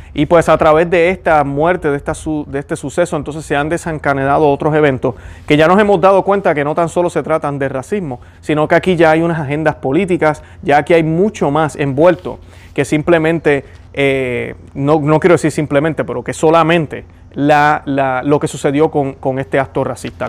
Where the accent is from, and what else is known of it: Puerto Rico